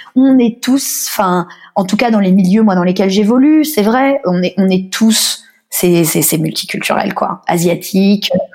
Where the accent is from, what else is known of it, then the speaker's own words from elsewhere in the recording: Paris, Île-de-France, France; moved away as an adult; now in Australia; en tant que parisienne. Moi c'est aussi pour ça que je me suis jamais sentie totalement, je pense parisienne ou française